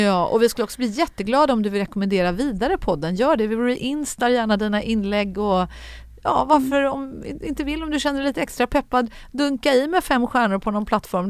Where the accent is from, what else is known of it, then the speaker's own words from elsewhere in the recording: Gothenburg, Västra Götaland, Sweden; moved away; Jag växte upp bland de där höghusen runt Frölunda torg.